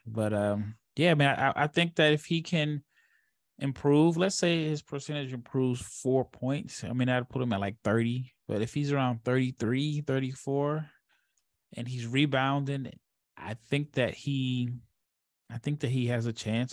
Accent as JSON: {"language": "English", "town": "Omaha", "region": "Nebraska", "country": "United States", "tie": "born or raised there", "moved": "yes", "lives_now": "Dallas, United States", "said": "I live in Dallas, but I'm I'm from Omaha, born and raised"}